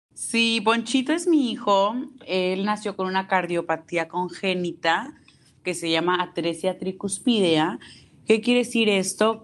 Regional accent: Tampico, Tamaulipas, Mexico; Yo soy de Tampico, Tamaulipas

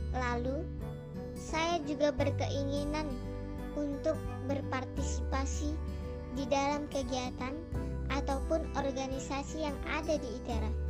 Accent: North Sumatra, Indonesia; Saya berasal dari Sumatera Utara

